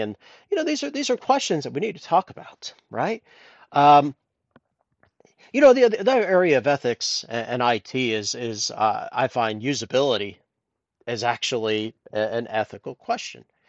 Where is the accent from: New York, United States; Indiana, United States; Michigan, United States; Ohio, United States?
Ohio, United States; Columbus; moved away as an adult; also born or lived in Temple Terrace, Florida / Tennessee; now in Dublin, Ireland; I grew up in Columbus, Ohio